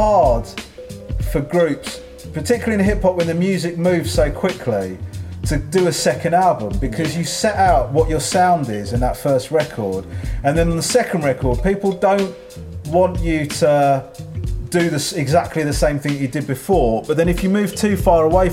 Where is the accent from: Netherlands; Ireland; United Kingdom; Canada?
United Kingdom; Crawley, South East England; I grew up in Crawley, and Crawley is not known as one of the UK's major hip hop hubs.